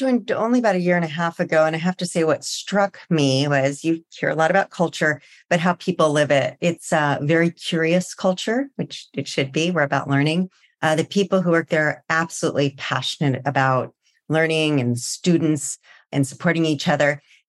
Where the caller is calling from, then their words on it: California, United States; Well, today I'm joining you from just right outside San Francisco.